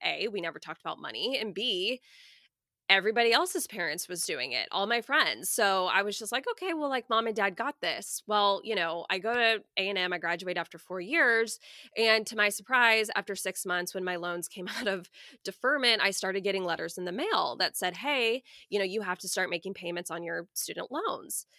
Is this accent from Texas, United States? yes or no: yes; Coppell, Texas, United States; moved away as an adult; now in Houston, United States; I grew up in a suburb of Dallas called Cowpell